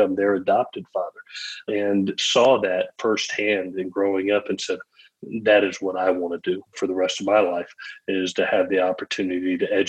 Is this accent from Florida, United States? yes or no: yes; Gainesville, Florida, United States; born there; I was born in Gainesville, Florida, when he was coaching at the University of Florida.